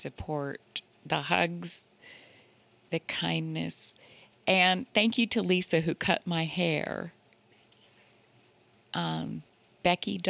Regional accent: Asheville, North Carolina, United States; moved away as an adult; also born or lived in Atlanta, Georgia; I had just moved from Atlanta back to Asheville, which is my hometown.

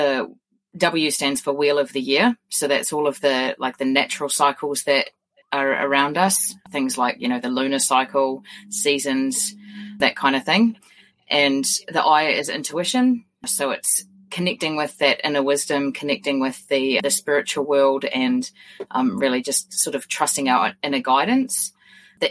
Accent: New Zealand; I'm a New Zealander

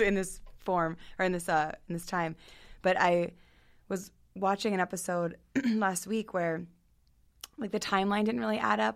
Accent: Hunt Valley, Maryland, United States; also born or lived in Hereford, Maryland; now in Baltimore, United States; growing up in Hunt Valley

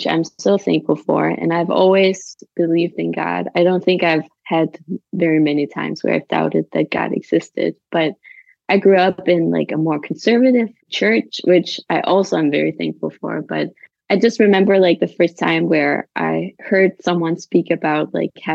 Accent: Denmark; now in Copenhagen, Denmark; I grew up in Jutland in a little farm in a very small town

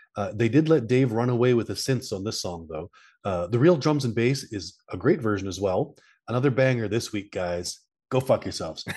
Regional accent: Canada; I'm from Canada.

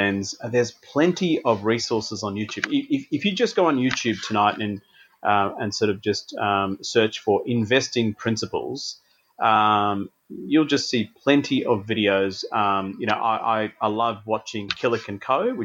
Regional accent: Adelaide, South Australia, Australia; moved away as an adult; also born or lived in Tasmania; I grew up in Adelaide

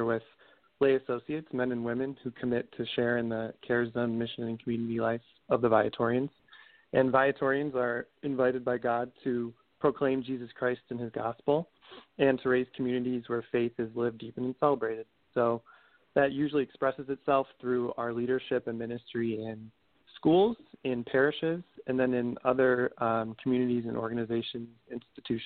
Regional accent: Arlington Heights, Illinois, United States; I grew up in Arlington Heights, Illinois, which is a suburb of Chicago, just northwest of the city

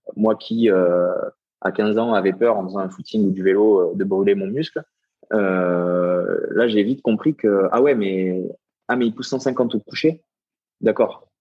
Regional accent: Castres, Occitania, France; je viens pas de Toulouse, je viens de, de Castres, donc euh, qui est à une heure de Toulouse

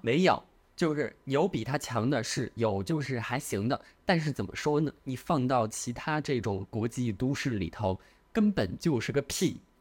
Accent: China; now in London, United Kingdom; 咱就是中国人

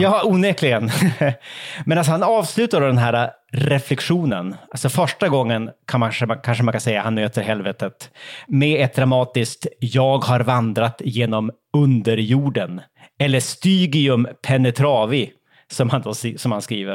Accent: Umeå, Västerbotten County, Sweden; jag är ju då från Umeå och bägge mina föräldrar kommer faktiskt från de fjällnära delarna av, av inlandet. Så fjällen har väl liksom alltid varit en del av min uppväxt

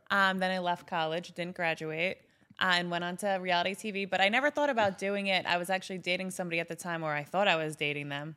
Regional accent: Long Island, New York, United States; now in Michigan, United States; I grew up in New York my whole life, Long Island.

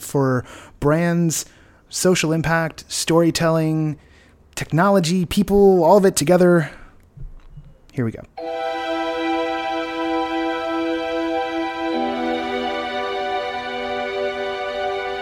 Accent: Bay Area, California, United States; I come from the Bay Area in the 90s

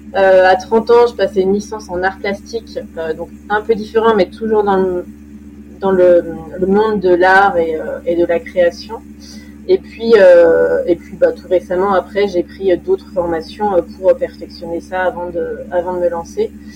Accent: Lyon region, Auvergne-Rhône-Alpes, France; mes parents habitaient dans la région lyonnaise et j'ai fait mes études là-bas

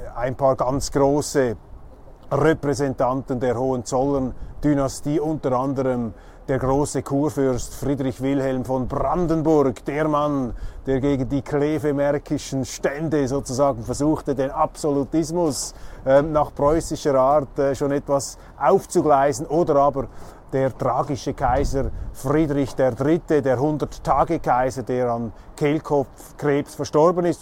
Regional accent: Switzerland; bei uns in der Schweiz

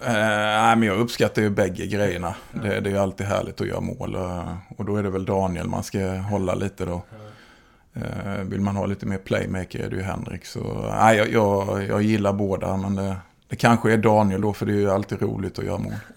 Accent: Oskarshamn, Kalmar County, Sweden; jag är från Oskarshamn.

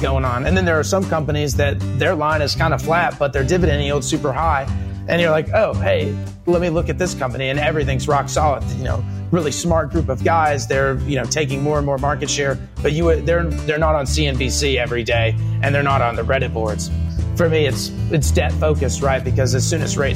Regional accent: Miami, Texas, United States; now in Lubbock, United States; I grew up in Miami, Texas.

